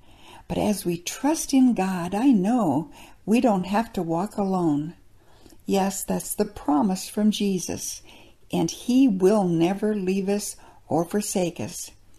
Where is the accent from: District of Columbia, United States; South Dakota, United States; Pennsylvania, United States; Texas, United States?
South Dakota, United States; Since I'm from South Dakota, too, it piqued my interest.